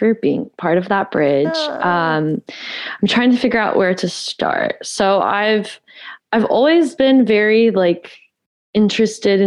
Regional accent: Georgia, United States; also born or lived in California; I'm originally from California, but I spent most of my adolescent life in Georgia. So yeah, I'm a Georgia peach

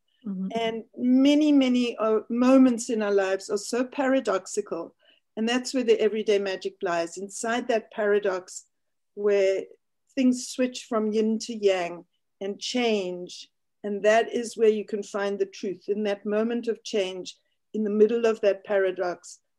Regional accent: Cape Town, Western Cape, South Africa; moved away as an adult; also born or lived in London, United Kingdom; now in Cincinnati, United States; I grew up in South Africa. I moved here when I was in my mid-30s. And I established Four Winds Academy here in Ohio, where we live now.

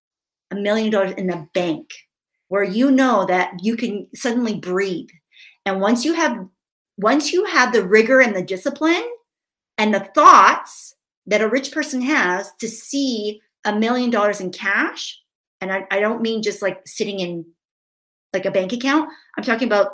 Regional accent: Vancouver, British Columbia, Canada; now in Victoria, Canada; grew up in Vancouver. We now live in Victoria, which is just across the water

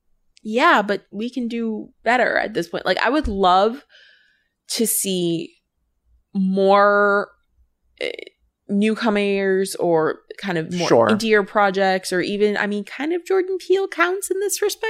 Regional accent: United Kingdom; as a Brit, I'm interested.

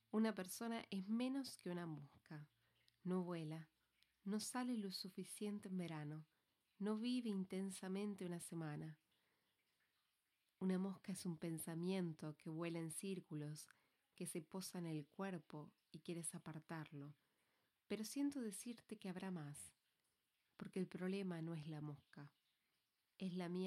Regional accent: Valencia, Valencian Community, Spain; Soy de Valencia, no por elección, aunque finalmente me hice al lugar, resido aquí.

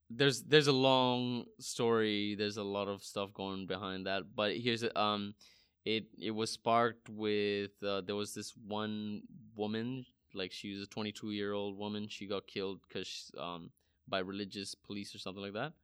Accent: Saudi Arabia; I grew up in Saudi Arabia

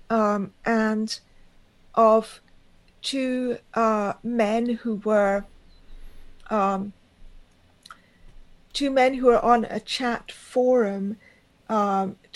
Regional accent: India; and of course, I, I am Indian and I have that connection.

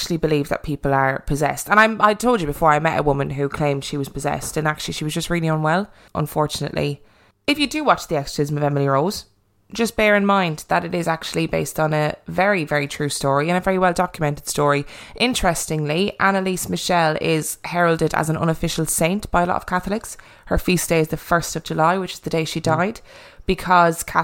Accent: Ireland; accent: Irish; my lovely Irish accent.

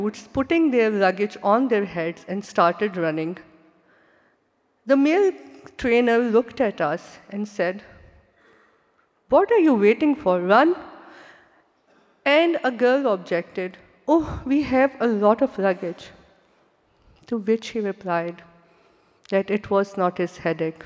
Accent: Pakistan; When I was growing up in Pakistan

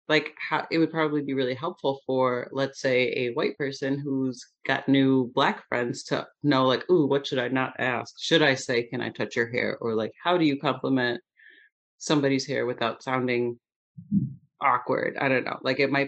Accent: just outside of St. Louis, Missouri, United States; now in Michigan, United States; I grew up in just outside of St. Louis, Missouri

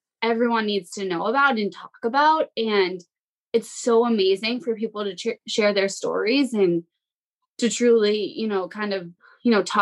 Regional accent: Massachusetts, United States; moved away as an adult; now in New Hampshire, United States; I'm in New Hampshire now, but I grew up in Massachusetts.

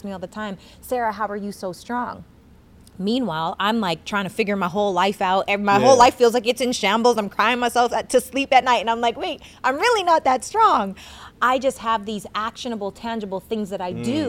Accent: Regina, Saskatchewan, Canada; I'm from Regina, Saskatchewan, Canada.

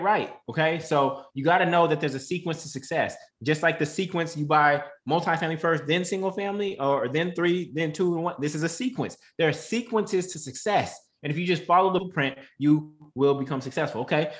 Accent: Oakland, California, United States; Then you invest where you're from. I'm from Oakland, so I bought in Oakland.

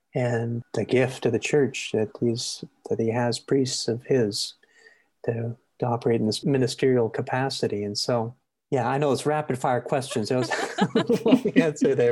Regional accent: Maple Ridge, British Columbia, Canada; I grew up in Maple Ridge

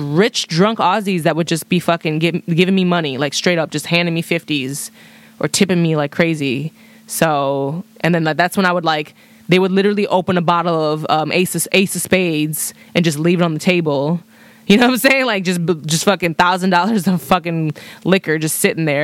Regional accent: Chicago, Illinois, United States; I'm from Chicago.

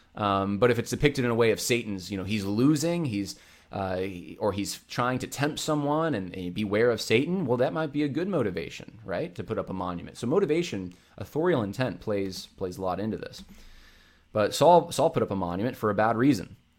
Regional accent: Northeast, United States; I grew up in the Northeast

